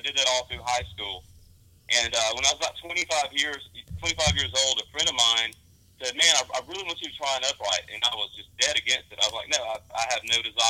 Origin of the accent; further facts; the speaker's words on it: Caledonia, Mississippi, United States; I'm from Caledonia.